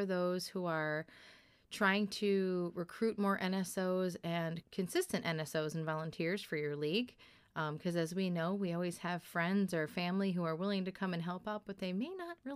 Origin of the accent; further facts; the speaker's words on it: Kalkaska, Michigan, United States; I hail from Kalkaska, which is the Small Town Outlaws